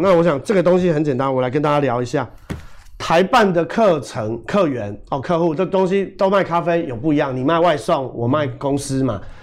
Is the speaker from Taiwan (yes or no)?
yes; Taiwan; 我们台湾人